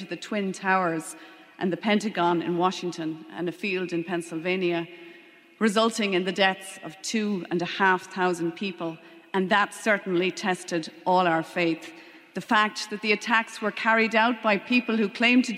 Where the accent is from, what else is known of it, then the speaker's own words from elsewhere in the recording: Leitrim, Connacht, Ireland; also born or lived in London / Longford; I was born in London, grew up in Leitrim, and went to boarding school in Newtown Forbes in Longford